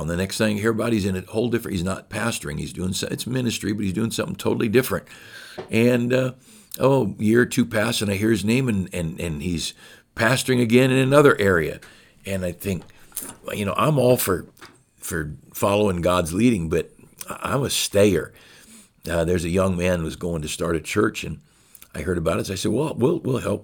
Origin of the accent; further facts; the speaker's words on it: United States; As an American